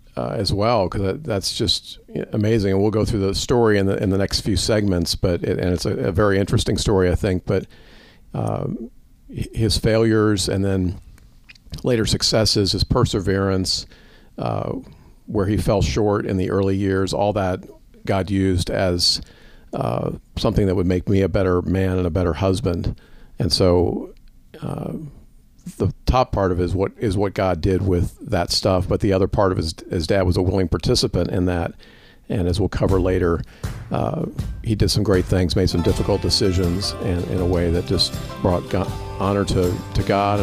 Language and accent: English; Louisville, Kentucky, United States; We were raised in Louisville, and my dad published it.